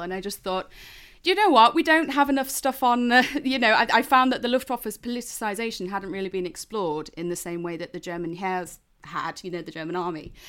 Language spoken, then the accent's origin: English; Lincolnshire, East Midlands, United Kingdom; I'm from Lincolnshire. And, um, as a result, you know, I grew up just outside of R A F Waddington.